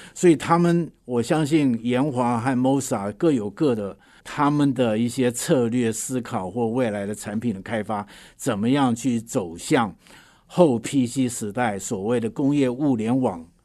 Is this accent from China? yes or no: no; Huwei, Yunlin County, Taiwan; 我是在云林县虎尾出生的